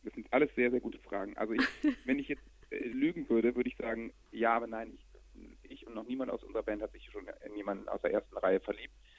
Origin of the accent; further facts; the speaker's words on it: Hamburg, Germany; bei uns in Hamburg